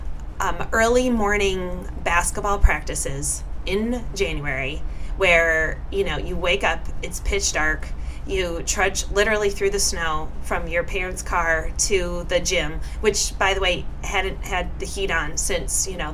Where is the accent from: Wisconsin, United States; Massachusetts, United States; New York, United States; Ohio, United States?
Wisconsin, United States; Neenah; also born or lived in Washington, D.C.; I was born in Washington, D.C., and our family moved to Neenah, Wisconsin, when I was about 2.5 years old